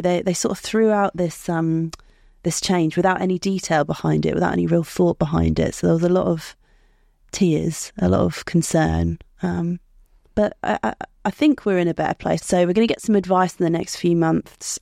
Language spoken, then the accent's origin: English; United Kingdom; I'm a British citizen